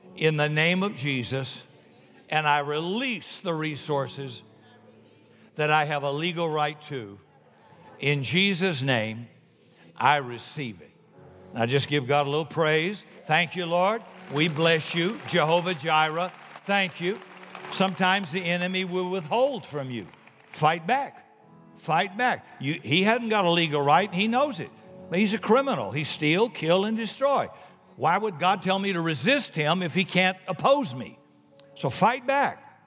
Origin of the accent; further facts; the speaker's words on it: South Carolina, United States; I'm from South Carolina